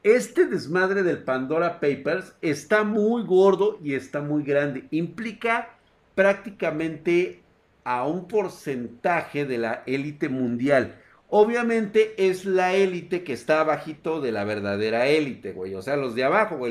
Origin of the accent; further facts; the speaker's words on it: Mexico; somos mexicanos